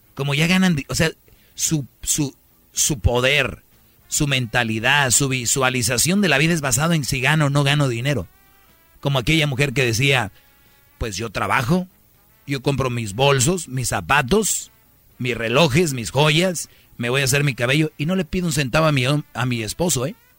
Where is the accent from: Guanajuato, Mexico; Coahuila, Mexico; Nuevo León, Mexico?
Nuevo León, Mexico; San Nicolás de los Garza; nacido en San Nicolás de los Garza, en Monterrey, Nuevo León